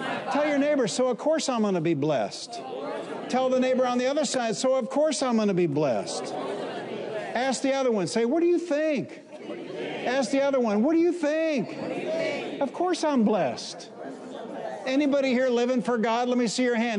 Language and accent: English; Detroit, Michigan, United States; I'm from Detroit